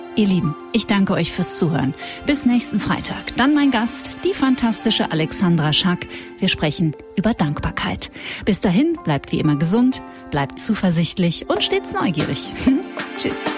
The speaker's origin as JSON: {"language": "German", "region": "North Rhine-Westphalia", "country": "Germany", "said": "ich komme aus Nordrhein-Westfalen"}